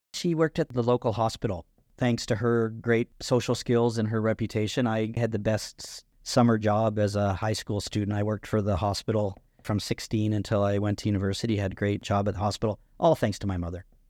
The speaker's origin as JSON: {"language": "English", "town": "Burford", "region": "Ontario", "country": "Canada", "tie": "born or raised there", "also_born_or_lived": "Brantford, Ontario", "said": "I was born in Burford, which was tobacco farming country, kind of in between Brantford and Woodstock, Ontario. I also spent a lot of time in Brantford, Ontario as well. So Brantford's really the largest city around that area. But yeah, that's where I grew up"}